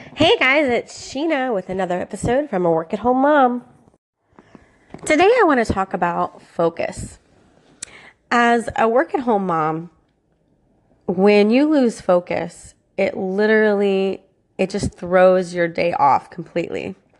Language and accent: English; Florida, United States; I was born and raised in Florida, and I'm a Florida girl